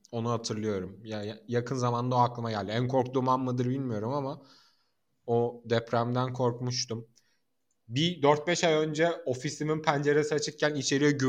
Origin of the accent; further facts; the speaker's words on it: Mersin, Turkey; moved away as an adult; Ben de hayatım boyunca Mersin'de yaşadım ve daha sonra daha soğuk yerlere taşındım.